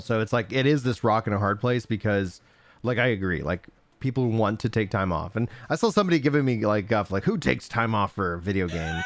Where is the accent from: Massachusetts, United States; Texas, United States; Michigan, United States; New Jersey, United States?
Texas, United States; Nacogdoches; I grew up in East Texas